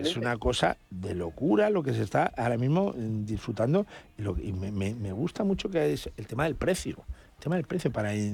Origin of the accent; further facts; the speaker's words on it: Extremadura, Spain; yo soy extremeño, tú sabes que tengo gran producción.